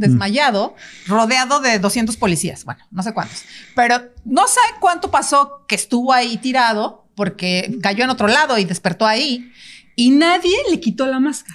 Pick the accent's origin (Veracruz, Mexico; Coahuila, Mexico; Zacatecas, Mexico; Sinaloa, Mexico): Veracruz, Mexico; Yo, yo vengo de Veracruz, del, o sea, de donde vienen árboles y un chorro de murciélagos